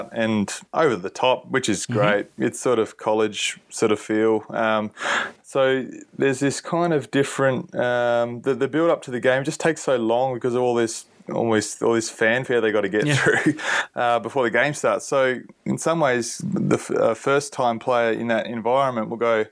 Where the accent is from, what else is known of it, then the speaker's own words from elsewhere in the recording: Perth, Western Australia, Australia; now in Queensland, Australia; I'm from Perth